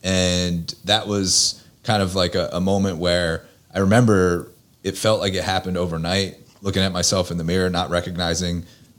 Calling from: Pennsylvania, United States; I am located just outside of Philadelphia, about 30 minutes outside of the city.

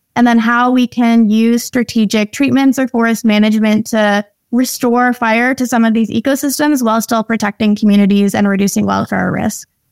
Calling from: North Vancouver, British Columbia, Canada; I'm calling in from my home office in North Vancouver

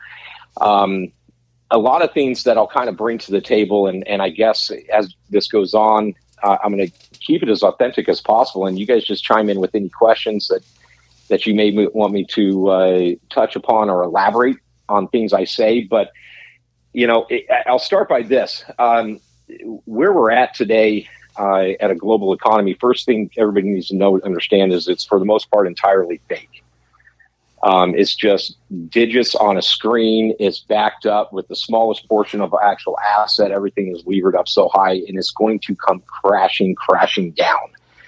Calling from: San Diego, California, United States; I'm currently at San Diego right now.

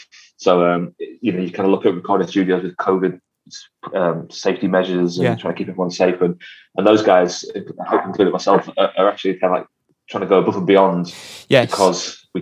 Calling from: Liverpool, North West England, United Kingdom; Well, I'm at home in Liverpool, I'm about a mile from my studio, which is the Motor Museum, which is in South Liverpool.

